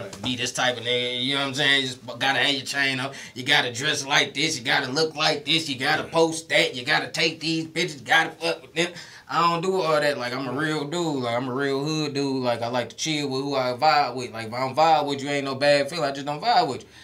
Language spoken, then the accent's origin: English; Detroit, Michigan, United States; moved away as an adult; now in Houston, United States; I'm from Detroit